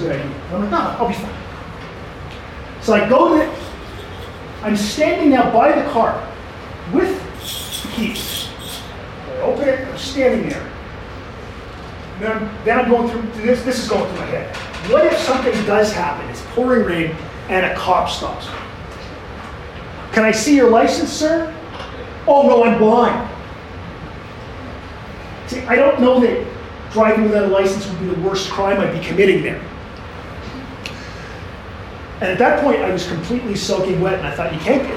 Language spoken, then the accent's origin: English; Canada; I'm Canadian